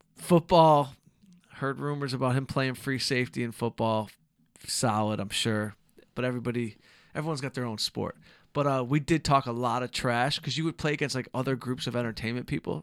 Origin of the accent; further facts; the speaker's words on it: Southfield, Michigan, United States; now in Los Angeles, United States; from Southfield, Michigan